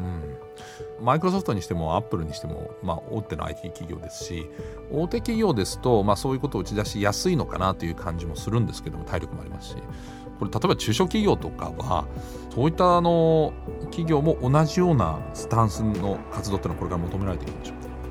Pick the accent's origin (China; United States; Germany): Germany; moved away; 私のふるさとのドイツ